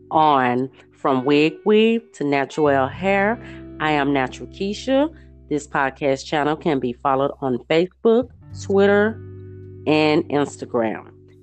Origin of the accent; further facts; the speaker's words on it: Houston, Texas, United States; you're in my hometown, which this podcast is screaming from. Houston, Texas.